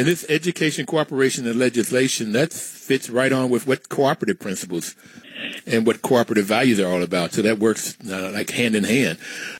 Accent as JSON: {"language": "English", "region": "West Virginia", "country": "United States", "tie": "born or raised there", "said": "I grew up in West Virginia."}